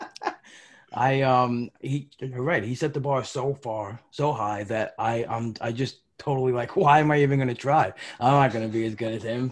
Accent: New York, United States; I'm from New York. I went to a lot of Yankee games growing up.

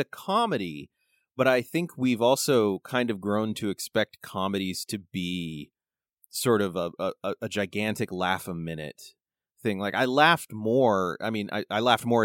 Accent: California, United States; now in Montana, United States; I'm from California

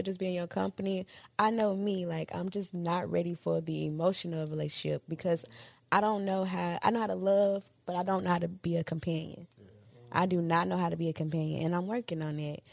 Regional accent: Old Hickory, Tennessee, United States; also born or lived in Jackson, Tennessee; I'm from Jackson, Tennessee. East Jackson. Raised out of Old Hickory

